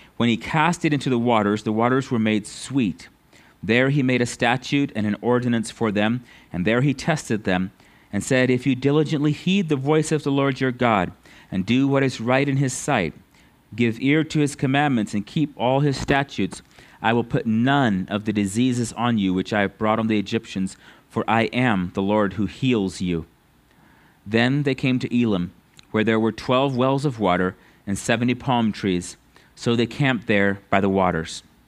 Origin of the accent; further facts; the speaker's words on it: United States; us as American Christians